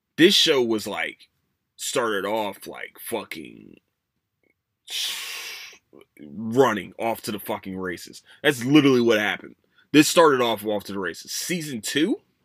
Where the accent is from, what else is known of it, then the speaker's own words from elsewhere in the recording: Philadelphia, Pennsylvania, United States; moved away; I'm from, I'm from Philadelphia